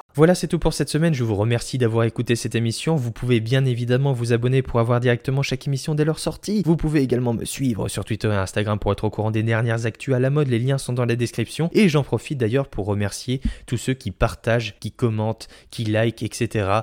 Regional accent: France; chez nous en France

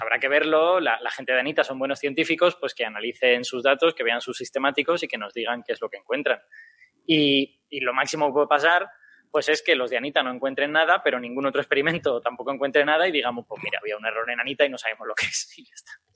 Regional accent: Castellón de la Plana, Valencian Community, Spain; yo soy de Castellón

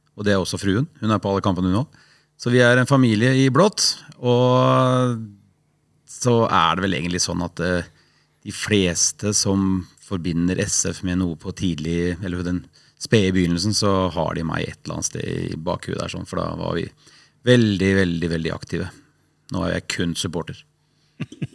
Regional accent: Sandefjord, Vestfold, Norway; born or raised there; also born or lived in Haugesund

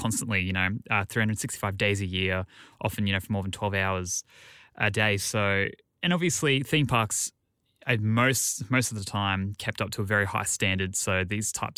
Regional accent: Queensland, Australia; I grew up in Queensland in Australia, literally 20 minutes from our sort of theme park capital on the Gold Coast

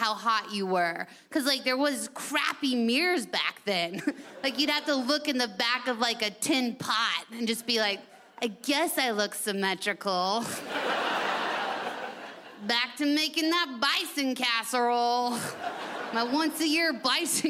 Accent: United States; I'm from America

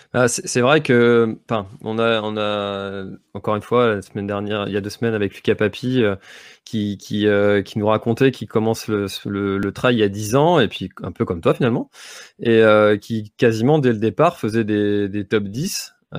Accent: Brittany, France; chez nous en Bretagne

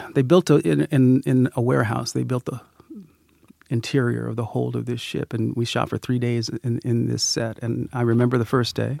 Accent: Sacramento, California, United States; I'm a kid from Sacramento, California.

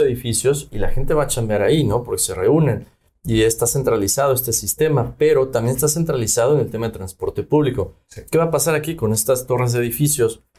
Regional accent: Mexico; now in Yucatán, Mexico; como latinos, como mexicanos y como habitantes en Yucatán

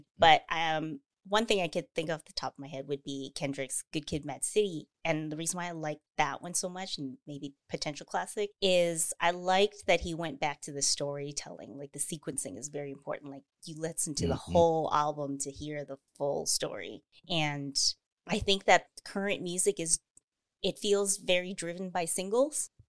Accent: Canada; I'm Canadian

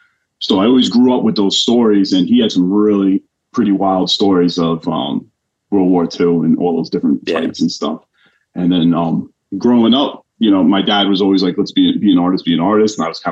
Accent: Suffolk County, Long Island, New York, United States; I'm from originally out in Suffolk County, Long Island, New York. So always, you know, born and raised.

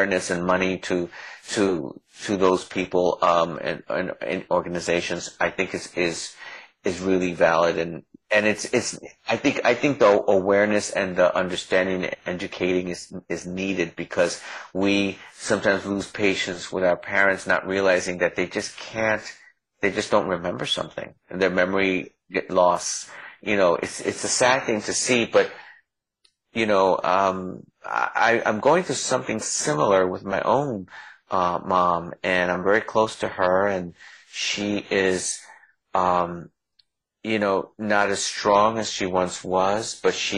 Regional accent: New York City, New York, United States; also born or lived in New Jersey; now in Los Angeles, United States; I was born in the Bronx in the ghetto, and I was really poor.

